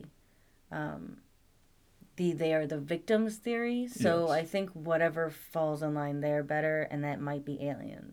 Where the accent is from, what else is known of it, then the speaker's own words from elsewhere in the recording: United States; I'm an American.